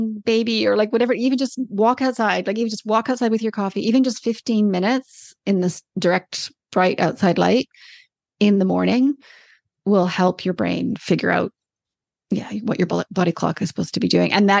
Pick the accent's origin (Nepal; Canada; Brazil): Canada; moved away as an adult; also born or lived in Australia; now in New Zealand; I'm Canadian